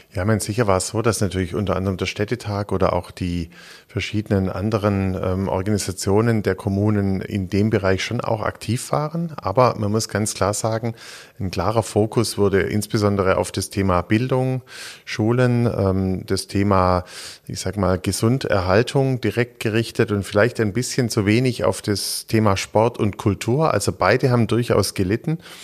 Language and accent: German; Ludwigsburg, Baden-Württemberg, Germany; also born or lived in Stuttgart; Gebürtiger Stuttgarter, wirklich hier im Jahr 75, drei Tage Stuttgart und dann danach 19 Jahre Ludwigsburg